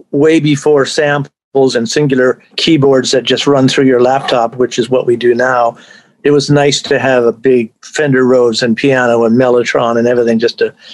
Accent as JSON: {"language": "English", "town": "Cornwall", "region": "Ontario", "country": "Canada", "also_born_or_lived": "St. Catharines / England / Toronto / New York", "lives_now": "Indiana, United States", "said": "I'm actually from Cornwall, and then I, I moved down to, to St. Catharines for three years, and then we moved to England during those magic five years from 64 to 69. Um, yeah, so, and then Toronto, then New York for two years, and LA for 16 years."}